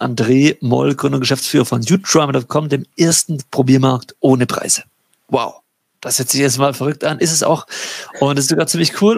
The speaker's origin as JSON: {"language": "German", "region": "Baden-Württemberg", "country": "Germany", "said": "Ich komme aus, aus Baden-Württemberg in Deutschland."}